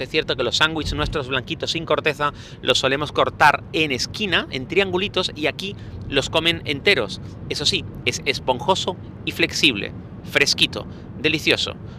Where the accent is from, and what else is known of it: Spain